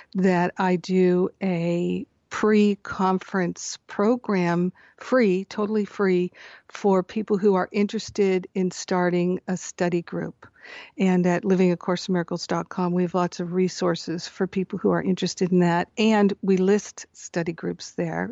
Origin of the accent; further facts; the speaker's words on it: Rhode Island, United States; moved away as an adult; also born or lived in Michigan / Boston, Massachusetts / Maine; now in Scottsdale, United States; I grew up in Michigan until I was almost ten. and then Rhode Island until I went to college in Boston.